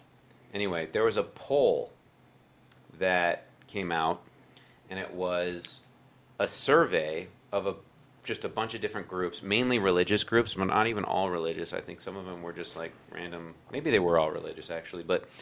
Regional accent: United States; I'm American through and through, dyed in the wool, never ever anything else.

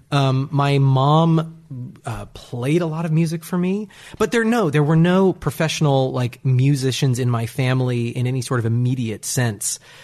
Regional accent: Bellingham, Washington, United States; moved away; I grew up in Bellingham, Washington

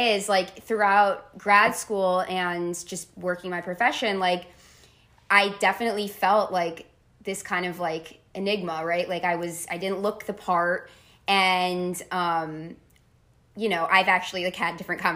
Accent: Tenafly, New Jersey, United States; I grew up in Tenafly, New Jersey

